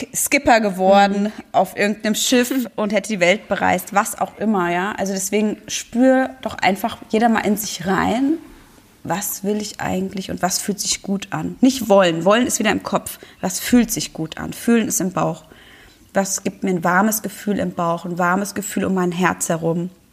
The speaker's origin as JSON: {"language": "German", "country": "Germany", "said": "bei uns in Deutschland"}